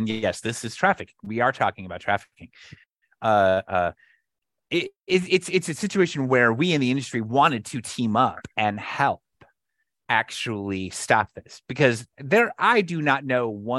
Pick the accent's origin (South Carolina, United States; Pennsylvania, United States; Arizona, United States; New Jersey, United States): Arizona, United States; Flagstaff; my hometown of Flagstaff